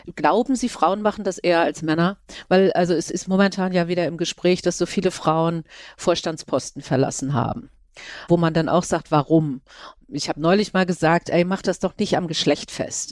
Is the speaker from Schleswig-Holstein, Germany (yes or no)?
yes; Schleswig-Holstein, Germany; ich bin ja auch aus Schleswig-Holstein. Ich sitze ja momentan in Kiel